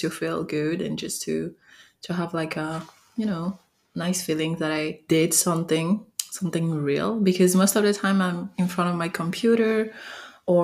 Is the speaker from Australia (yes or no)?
no; France; accent: French; English is a second language; I'm French, so sorry for my accent.